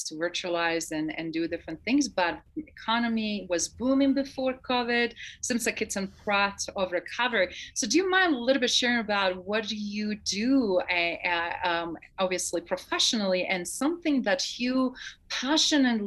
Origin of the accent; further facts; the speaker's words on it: Croatia; now in United States; as a Croatian, a fellow Croatian